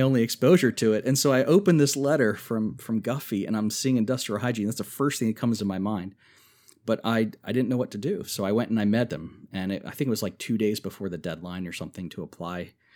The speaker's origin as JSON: {"language": "English", "town": "Germantown", "region": "Maryland", "country": "United States", "tie": "born or raised there", "also_born_or_lived": "West Virginia", "moved": "as an adult", "said": "where I grew up in Germantown, Maryland"}